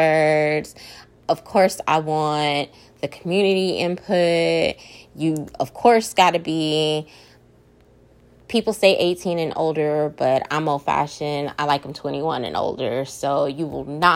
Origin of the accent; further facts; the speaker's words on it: Austin, Texas, United States; I'm from Austin, Texas